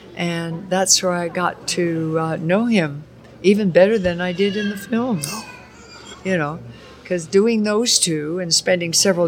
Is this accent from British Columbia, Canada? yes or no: no; Alberta, Canada; born there; moved away; also born or lived in Montana / Oregon / California; I was born in Alberta, Canada, outside of Calgary.